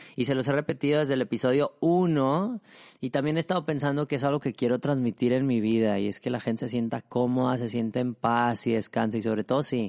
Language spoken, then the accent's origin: Spanish; Mexico; yo soy mexicano